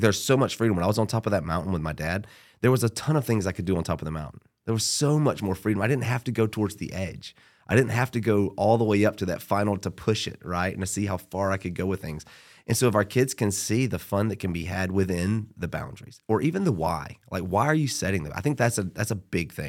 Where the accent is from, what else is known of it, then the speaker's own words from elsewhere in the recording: Georgia, United States; Born and raised in Georgia